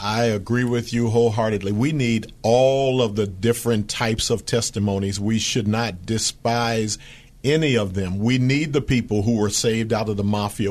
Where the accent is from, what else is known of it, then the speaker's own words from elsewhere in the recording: Philadelphia, Pennsylvania, United States; now in Fremont, United States; That was my hometown